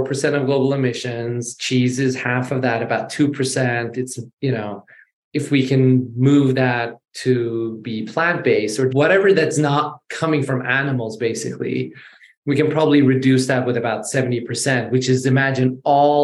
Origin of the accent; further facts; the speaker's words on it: Sweden; also born or lived in Iran / London / New York; So I'm born in Iran. I was raised in Sweden.